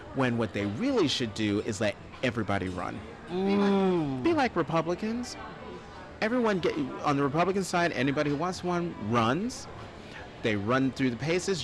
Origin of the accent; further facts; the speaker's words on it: Newark, New Jersey, United States; also born or lived in North Plainfield, New Jersey / Hazlet, New Jersey; I grew up in Newark until I was 10. Then we moved to North Plainfield.